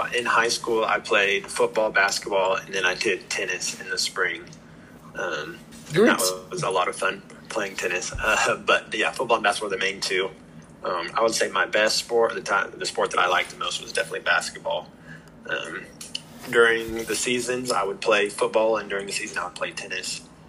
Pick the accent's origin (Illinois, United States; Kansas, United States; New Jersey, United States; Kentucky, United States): Kansas, United States; Scott City; moved away as an adult; I grew up in a town called Scott City, Kansas. It's way out west, about an hour from the Colorado border. And it's a small town of about 3,500 people. Just one high school, one middle school, an elementary school.